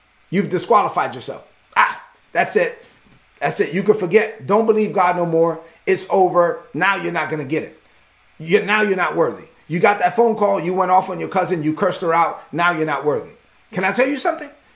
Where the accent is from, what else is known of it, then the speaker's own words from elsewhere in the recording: New York City, New York, United States; I was raised as a son of immigrants in East New York, Brooklyn